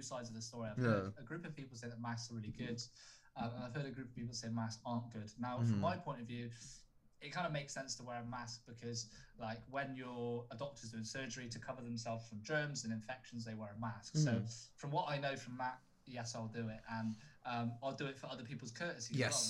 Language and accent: English; United Kingdom; We're quite reserved in who we are as British people